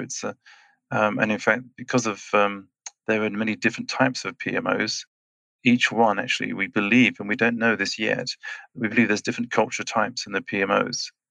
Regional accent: England, United Kingdom; moved away as an adult; also born or lived in Switzerland; now in Schwyz, Switzerland; I'm Swiss and British, so I was born in England and uh, then I grew up, spent the other 30 years in Switzerland.

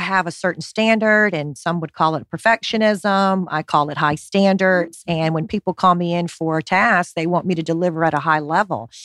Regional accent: Honolulu, Hawaii, United States; It's what I did growing up in Honolulu

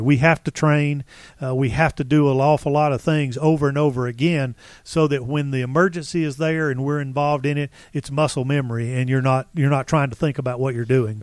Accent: Marietta, Georgia, United States; I was born and raised in Marietta, Georgia

